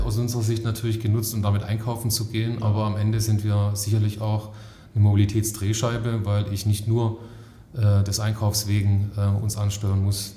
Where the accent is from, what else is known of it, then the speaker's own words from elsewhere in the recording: Stuttgart area, Baden-Württemberg, Germany; Ich komme aus der Heimat, also ähm, Stuttgarter Raum